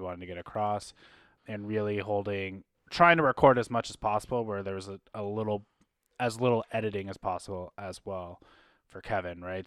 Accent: Canada; being Canadian content creators

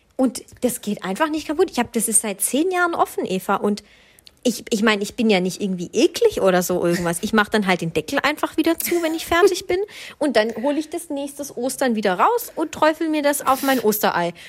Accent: Swabia, Baden-Württemberg, Germany; ich bin ja Schwabe

